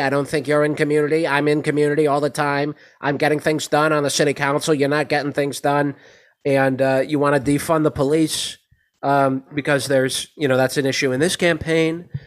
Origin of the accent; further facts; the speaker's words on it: St. Paul, Minnesota, United States; moved away; my hometown of St. Paul, Minnesota